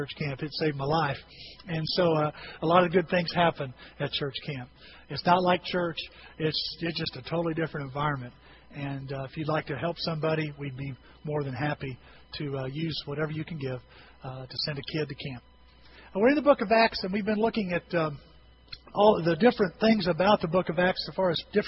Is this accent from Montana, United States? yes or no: no; Bone Gap, Illinois, United States; I know I'm going to be back in near my hometown. I'm going to be back in Bone Gap here this afternoon